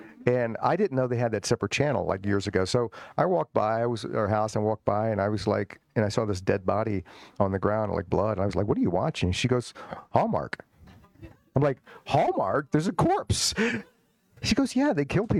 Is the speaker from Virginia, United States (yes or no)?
yes; Richmond, Virginia, United States; I grew up in Richmond, Virginia, the old capital of the Confederacy